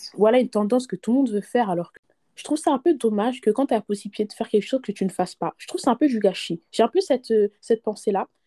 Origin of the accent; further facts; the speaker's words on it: France; on est nés en France, on a grandi du moins en France